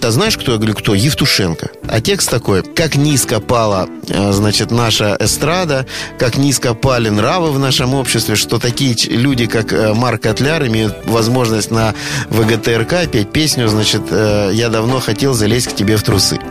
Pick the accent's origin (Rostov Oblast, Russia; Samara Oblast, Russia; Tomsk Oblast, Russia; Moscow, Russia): Rostov Oblast, Russia; Rostov-on-Don; я дважды отец, ростовчанин и риэлтор